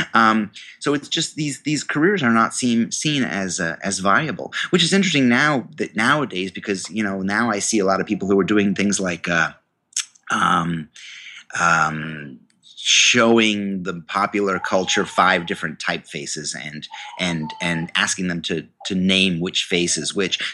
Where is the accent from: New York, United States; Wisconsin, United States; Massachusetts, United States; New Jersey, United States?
New York, United States; I went to the university in my hometown, um, the State University of New York